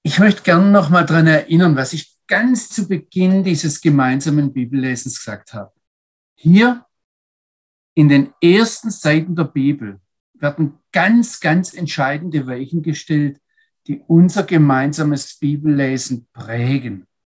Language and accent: German; Germany; als Deutsche